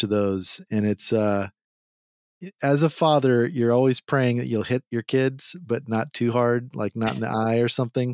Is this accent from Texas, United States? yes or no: yes; Texas, United States; accent: Texas; I've got my Texas accent